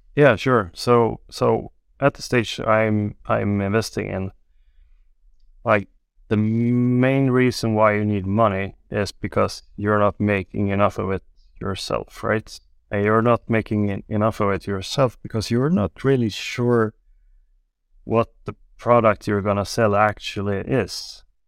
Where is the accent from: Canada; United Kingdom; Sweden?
Sweden; Gothenburg, Västra Götaland; also born or lived in Beijing, China; I'm from the west coast in Sweden. I grew up in Gothenburg